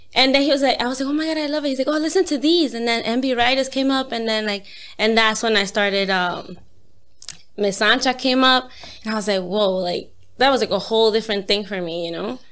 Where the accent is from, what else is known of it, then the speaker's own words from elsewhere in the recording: New York, United States; I'm from New York